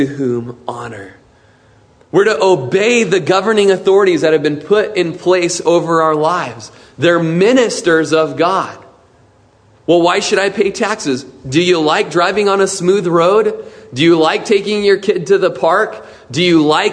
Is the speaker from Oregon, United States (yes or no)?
yes; Klamath Falls, Oregon, United States; In Klamath Falls, my hometown